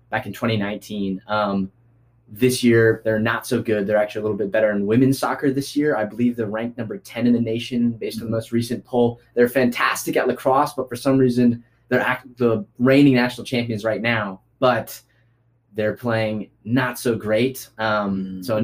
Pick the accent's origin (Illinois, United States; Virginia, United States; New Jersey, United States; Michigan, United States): Virginia, United States; moved away; also born or lived in New Orleans, Louisiana; I was born in Virginia. Virginia is my state. It is my place.